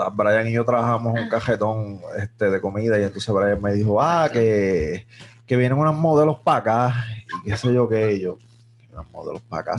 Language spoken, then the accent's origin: Spanish; Mayagüez, Puerto Rico; yo soy un jíbaro de Mayagüez